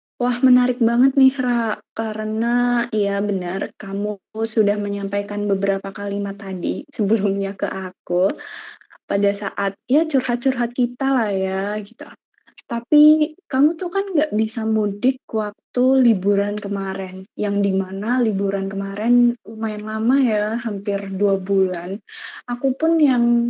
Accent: Purbalingga, Central Java, Indonesia; moved away as an adult; now in Semarang, Indonesia; asal aku dari Purbalingga

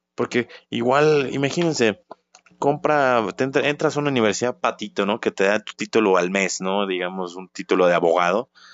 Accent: Guanajuato, Mexico; la ciudad de donde soy yo, la bonita ciudad de Guanajuato

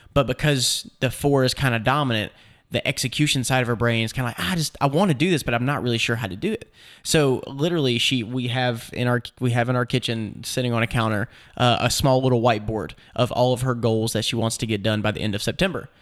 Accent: Nashville, Tennessee, United States; I'm from Nashville

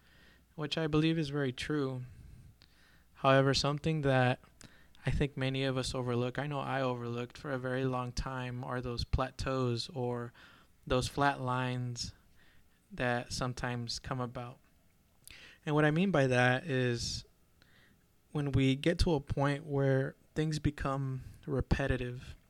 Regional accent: Azusa, California, United States; I'm originally from Southern California, in a little town right outside of LA known as Azusa

